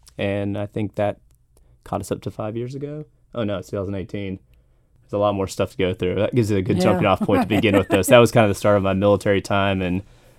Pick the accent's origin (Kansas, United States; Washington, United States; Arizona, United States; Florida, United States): Florida, United States; Oviedo; also born or lived in Tampa Bay, United States / Brunswick, Georgia, United States; So I was born in Tampa Bay. Don't really remember it because we moved when I was around 5. And then went to Orlando, where we ended up in Seminole County in Oviedo, Florida. And then after that, we hopped up to Brunswick, Georgia, St. Simons Island area